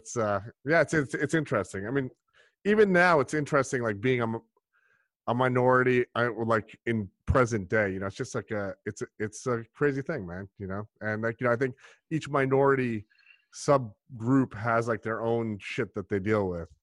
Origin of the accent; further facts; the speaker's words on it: Brooklyn, South Shore of Long Island, New York, United States; also born or lived in India (ancestry); I was born in Brooklyn, but my family's from India